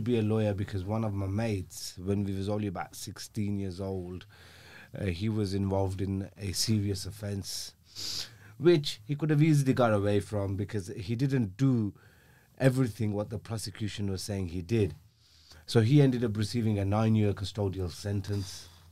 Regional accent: Birmingham, West Midlands, United Kingdom; I grew up in a, um, in North, I think it's North, comes under North Birmingham. It's, uh, an area called Aston

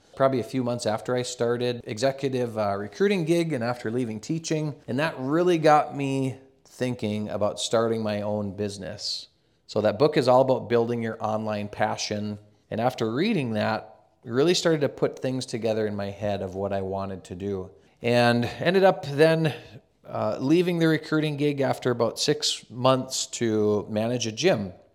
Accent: Carrington, North Dakota, United States; I grew up in a small town. I'm originally from Carrington, North Dakota, a small town, about two thousand people.

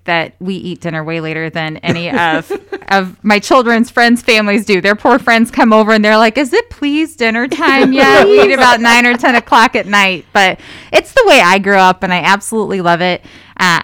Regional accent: Madison County, Indiana, United States; moved away; It's just home. When we moved back, you know, that was where I grew up

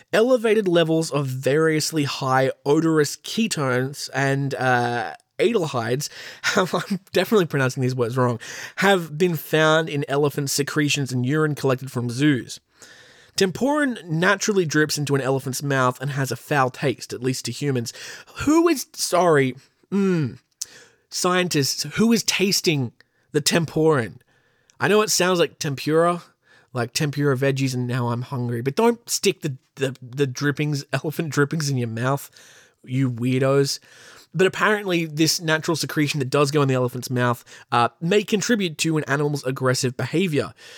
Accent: Australia; accent: Australian; my beautiful Australian accent

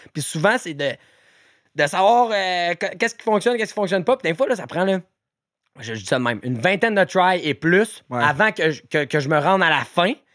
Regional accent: Canada; en tant que Canadien

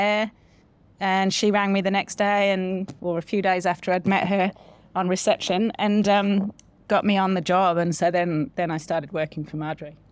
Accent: Solihull, West Midlands, United Kingdom; born or raised there; now in New Zealand

